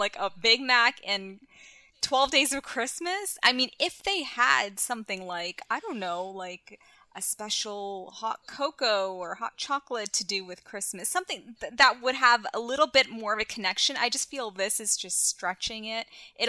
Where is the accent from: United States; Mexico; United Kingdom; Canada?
Canada; as a Canadian.